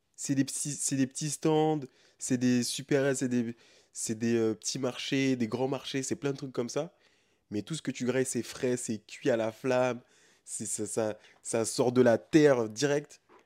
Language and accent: French; France; je suis un Français, un Européen, qui est né et a grandi en Europe